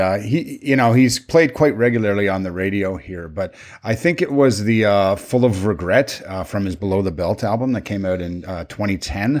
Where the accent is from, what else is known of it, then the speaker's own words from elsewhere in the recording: Canada; we're all Canadian